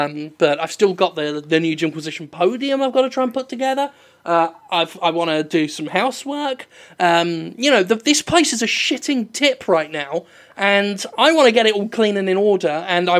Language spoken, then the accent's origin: English; England, United Kingdom; I'm too English